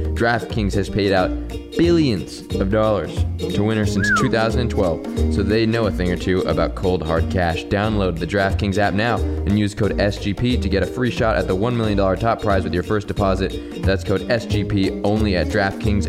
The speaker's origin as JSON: {"language": "English", "area": "Orange County", "region": "California", "country": "United States", "tie": "born or raised there", "said": "I'm born and raised in Orange County, California"}